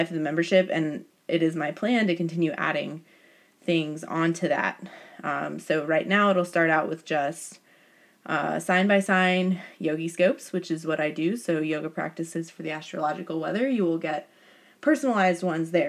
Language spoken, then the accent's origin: English; United States; I am a American white girl